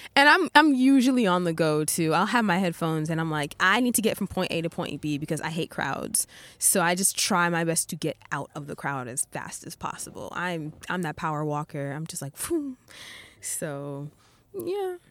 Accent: Rockland County, New York, United States; moved away as an adult; now in Japan; I'm originally from Rockland County, New York

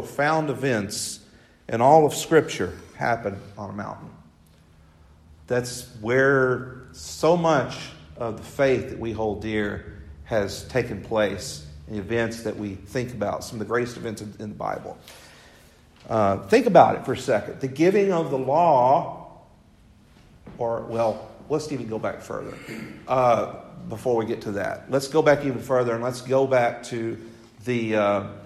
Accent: West Tennessee, United States; I was raised in West Tennessee

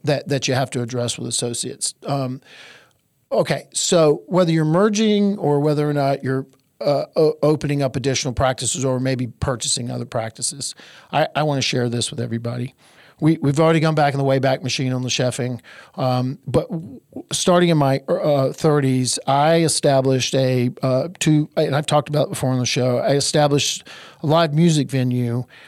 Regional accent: Eastern North Carolina, United States; I'm from Eastern North Carolina, where we make the best barbecue on the face of the earth.

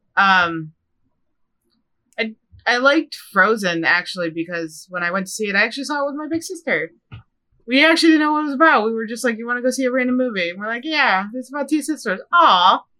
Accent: Midwest, United States; moved away; I'm from the Midwest

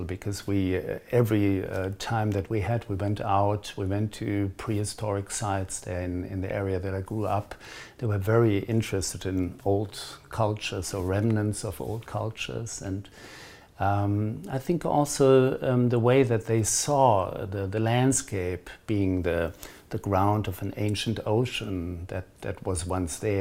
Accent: Germany; moved away as an adult; also born or lived in Pacific Northwest, United States / Bahia, Brazil; now in Cape Town, South Africa; I grew up in Germany

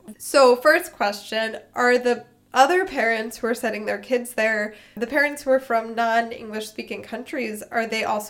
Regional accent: Philadelphia, Pennsylvania, United States; I'm from Philadelphia.

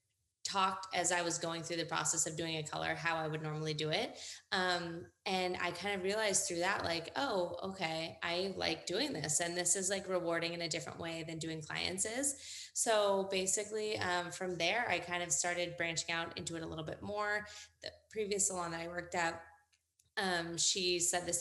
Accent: Northern California, United States; now in San Diego, United States; I am from Northern California originally

